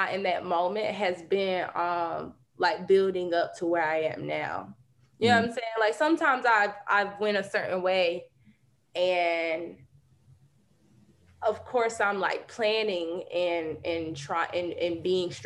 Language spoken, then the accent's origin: English; rural North Carolina, United States; moved away; we didn't have access to this like in rural North Carolina